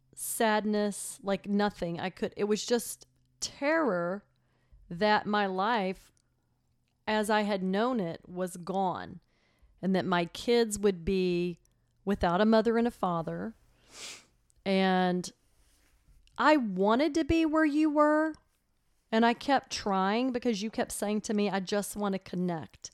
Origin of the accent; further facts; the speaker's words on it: Texas, United States; moved away as an adult; also born or lived in Chicago; I grew up in Texas, obviously, and I went to Texas A and M.